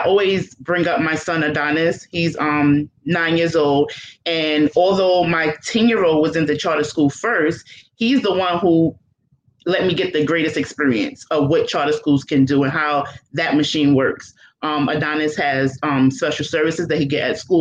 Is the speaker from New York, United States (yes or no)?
yes; New York City, New York, United States; moved away as an adult; now in Troy, United States; I grew up in Brooklyn, New York